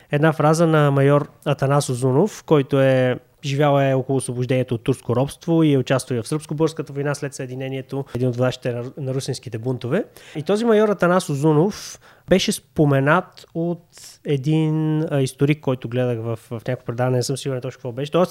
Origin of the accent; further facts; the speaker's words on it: Kyustendil, Kyustendil Province, Bulgaria; moved away; защото съм от Кюстендил